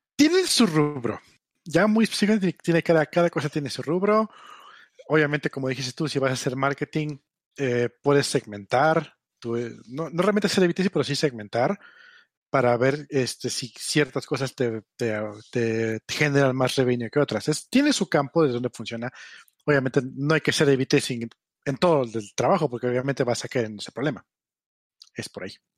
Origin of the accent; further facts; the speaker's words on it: Mexico; Nosotros como mexicanos, como, como hispanoparlantes